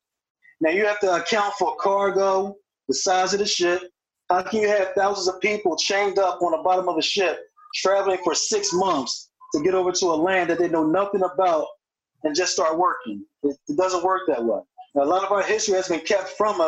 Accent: Philadelphia, Pennsylvania, United States; I'm from Philly.

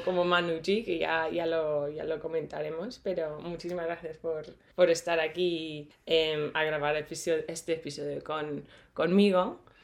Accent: England, United Kingdom; now in Madrid, Spain; yo soy de Inglaterra y vivo en Madrid

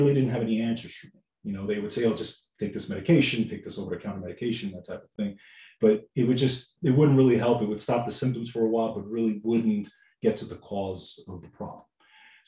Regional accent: New York City, New York, United States; I grew up in New York, Bronx

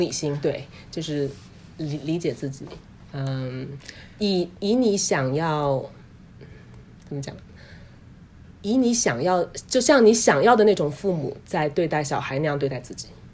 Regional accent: China; now in United States; 我们中国人群体里面，华人嗯。群体里面

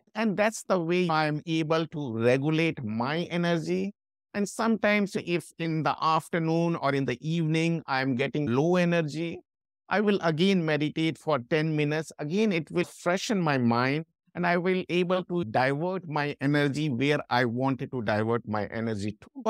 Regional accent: India; moved away as an adult; also born or lived in London; I'm from India

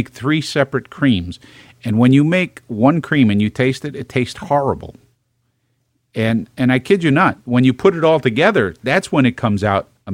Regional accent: New York City, New York, United States; I'm from Brooklyn.

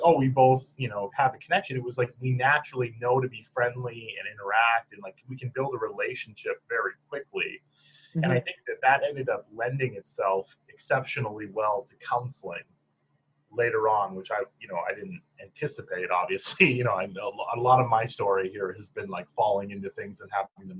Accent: Michigan, United States; growing up in rural Michigan, you know, where what I always say to people when I describe growing up in Michigan

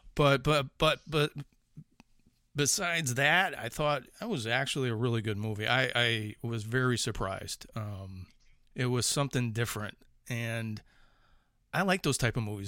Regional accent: Chicago, Illinois, United States; accent: Chicago; moved away; It's like that fucking Chicago accent still coming out

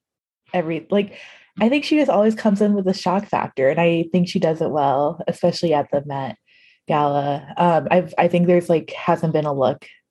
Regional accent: United States; I'm American

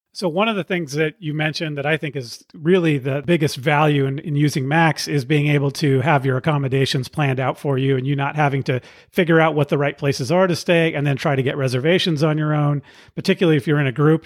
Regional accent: Pacifica, California, United States; also born or lived in San Francisco Bay Area; my hometown, Pacifica, California, where I grew up

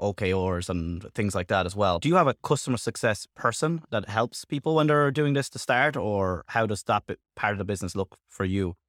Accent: Ireland; I'm from Ireland

